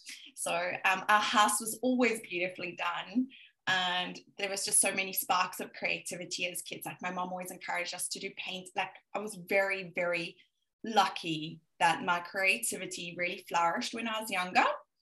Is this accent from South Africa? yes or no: yes; Johannesburg, Gauteng, South Africa; as you can hear, I most probably have a little bit of Australian twang here and there, but I'm South African and I'm originally from Johannesburg. My family are all there.